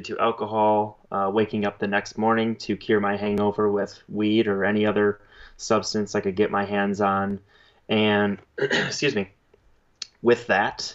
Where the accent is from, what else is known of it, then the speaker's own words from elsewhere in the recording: Central Wisconsin, United States; Central Wisconsin. So that is where I grew up, spent the first 20 years of my life.